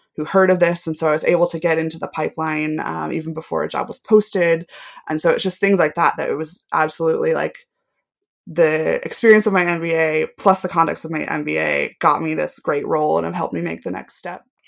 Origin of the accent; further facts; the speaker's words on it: Knoxville, Tennessee, United States; moved away as an adult; also born or lived in Washington, D.C. / Manchester, United Kingdom; now in United Kingdom; a television network group, um, headquartered in my hometown